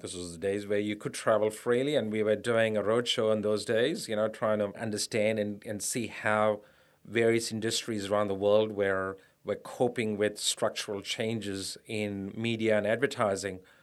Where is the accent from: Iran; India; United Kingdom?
India; moved away as an adult; also born or lived in United States; now in Australia; I grew up in India, a middle class family in India